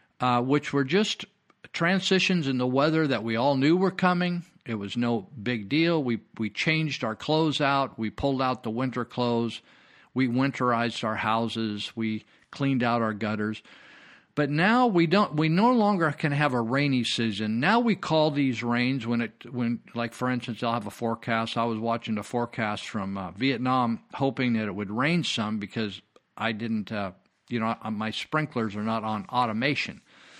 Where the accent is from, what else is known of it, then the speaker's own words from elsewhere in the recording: California, United States; I was born and raised up here in Northern California in Yuba County.